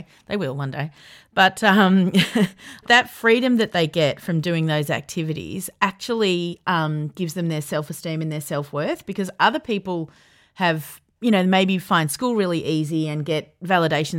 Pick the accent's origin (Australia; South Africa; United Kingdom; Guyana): Australia; Yarra Valley, Victoria; I grew up in the Yarra Valley